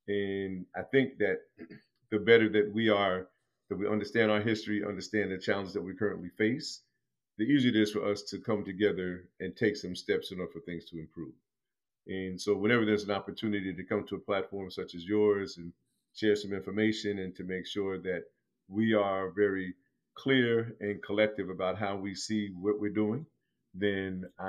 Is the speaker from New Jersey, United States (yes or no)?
yes; Plainfield, New Jersey, United States; also born or lived in Newark, New Jersey; I was born and raised in New Jersey. I was born in Newark, raised in a town called Plainfield.